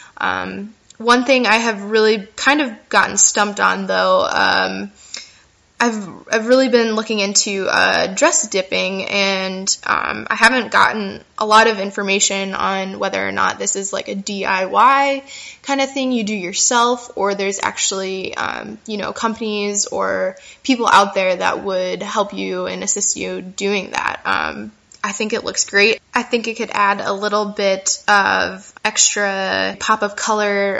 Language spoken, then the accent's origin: English; United States; moved away as an adult; also born or lived in Chicago; now in France; I'm currently here in France. I'm an American, actually, but I will be moving Um, back to Chicago in April